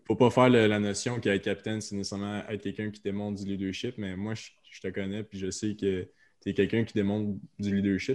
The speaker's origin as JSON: {"language": "French", "area": "Outaouais", "region": "Quebec", "country": "Canada", "tie": "born or raised there", "moved": "as an adult", "lives_now": "Quebec City, Canada", "said": "je suis parti d'Outaouais pour aller à Québec. Puis quand je reviens en Outaouais"}